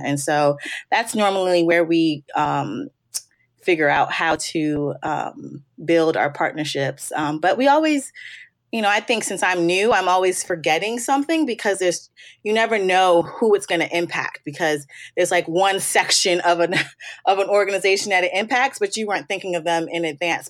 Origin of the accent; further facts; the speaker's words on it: Maryland, United States; also born or lived in New York; I'm born and raised on the East Coast. I'm uh, birthplace is New York, and but I've been in Maryland since third grade, so I consider myself a Marylander